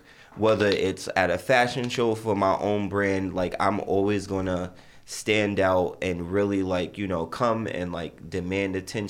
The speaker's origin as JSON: {"language": "English", "country": "Barbados"}